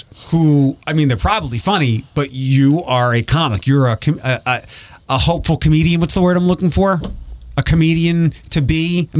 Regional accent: Philadelphia, Pennsylvania, United States; we're from Philadelphia.

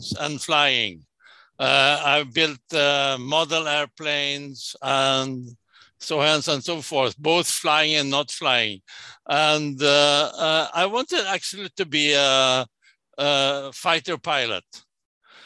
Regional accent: Sweden; I was born and raised in Sweden.

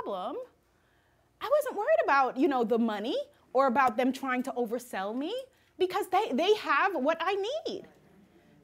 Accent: New York, United States; I'm a New Yorker

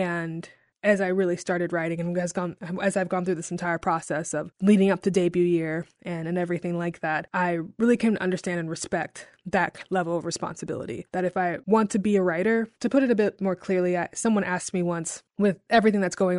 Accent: Jackson, Tennessee, United States; also born or lived in Chicago; now in Memphis, United States; Well, I grew up in Jackson, Tennessee, which is about an hour outside of Memphis, and that's where I lived most of my life, all the way up until college

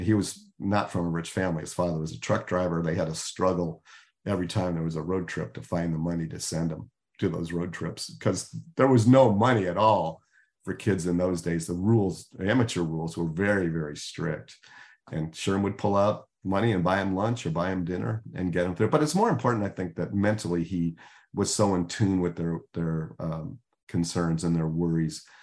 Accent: Chicago, Illinois, United States; I grew up in Chicago

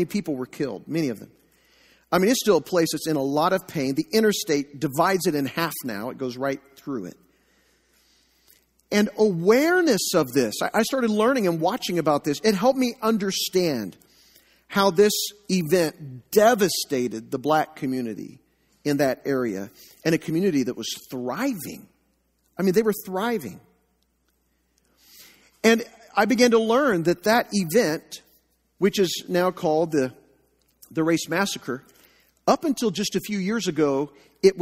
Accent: Joplin, Missouri, United States; also born or lived in Enid, Oklahoma; We moved to Joplin when I was about 3 years old

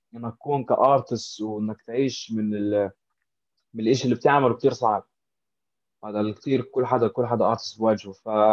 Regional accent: Amman, Amman Governorate, Jordan; now in Dubai, United Arab Emirates; انا من عمان من الاردن

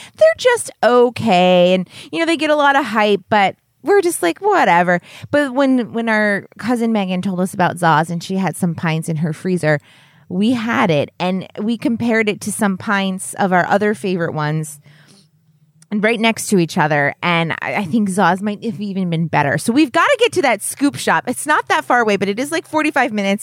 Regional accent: New Hampshire, United States; we're from New Hampshire.

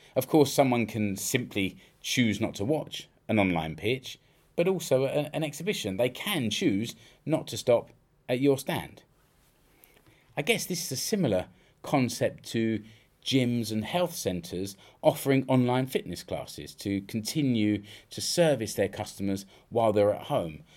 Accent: United Kingdom; now in Finland; I know I'm British

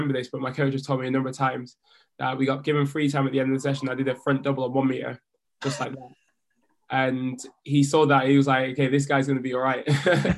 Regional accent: Jamaica; I am a Jamaican diver going to the Tokyo 2020 Olympic Games for my second Olympics

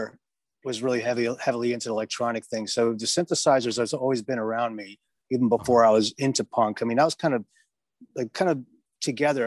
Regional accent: New York City, New York, United States; I'm from Queens. I'm from Forest Hills.

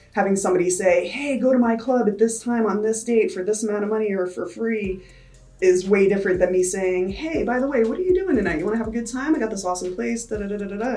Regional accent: New Paltz, New York, United States; moved away as an adult; now in Las Vegas, United States; originally, I'm from New York. Uh, I came from like a little hippie town called New Paltz

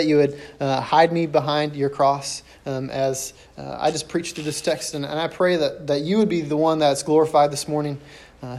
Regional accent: St. Louis, Missouri, United States; I was born and raised in St. Louis.

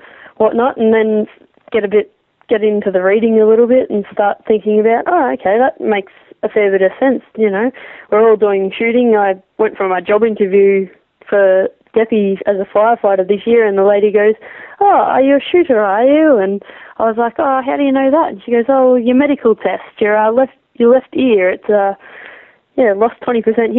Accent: Victoria, Australia; Growing up in the high country

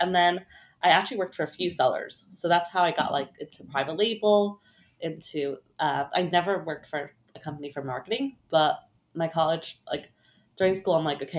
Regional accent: Brooklyn, New York, United States; Yep, in Brooklyn.

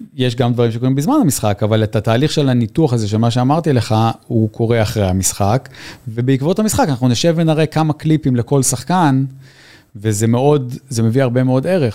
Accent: Israel; moved away as an adult; also born or lived in New Zealand; זה הבית שלנו, פה המשפחה שלנו, היה לנו משפחה גדולה, אבל אנחנו מכאן

